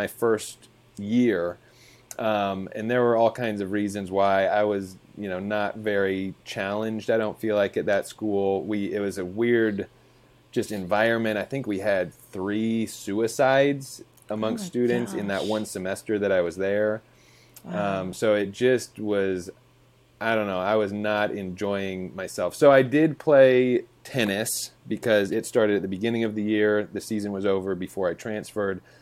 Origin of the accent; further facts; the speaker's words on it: Lakewood, Colorado, United States; now in Nashville, United States; I grew up in a suburb of Denver, Colorado. So I say Denver. Technically, it's Lakewood